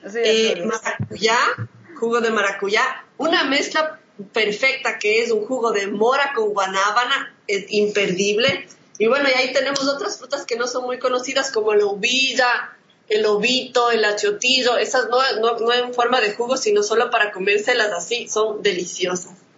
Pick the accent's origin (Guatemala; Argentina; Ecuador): Ecuador; Quito, Pichincha; No solo porque es mi ciudad natal